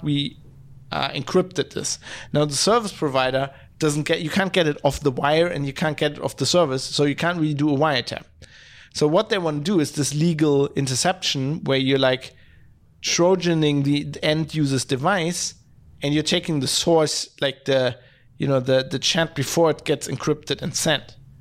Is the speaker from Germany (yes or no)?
yes; Duisburg, North Rhine-Westphalia, Germany; now in Düsseldorf, Germany; I come from Duisburg, it's a city just north of here